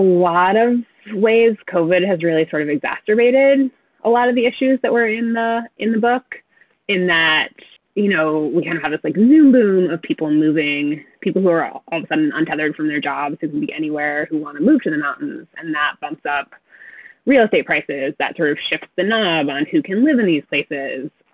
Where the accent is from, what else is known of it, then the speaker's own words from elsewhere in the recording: New England, United States; I grew up in New England